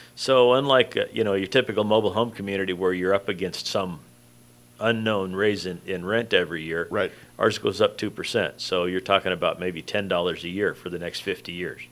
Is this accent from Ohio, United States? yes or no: no; Riverside, California, United States; you and I were raised in Riverside